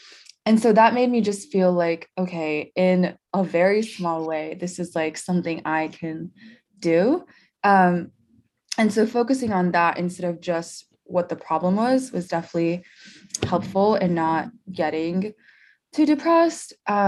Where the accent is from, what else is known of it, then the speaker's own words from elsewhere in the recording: India; born there; also born or lived in Tennessee, United States / Dallas, United States; So I was born in India. As to where I grew up, that's rough because I grew up both in the US and in India in different phases.